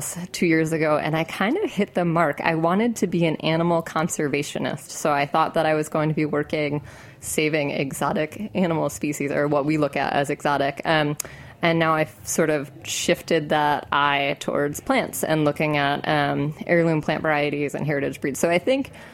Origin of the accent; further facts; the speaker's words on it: Connecticut, United States; moved away; also born or lived in Maine; I grew up in Connecticut